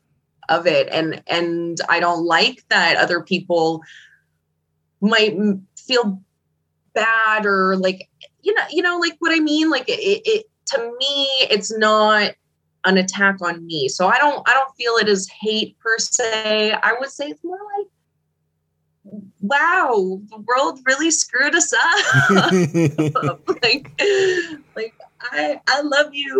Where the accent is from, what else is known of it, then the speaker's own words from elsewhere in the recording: Manitoba, Canada; also born or lived in Winnipeg, Canada; I was born in Manitoba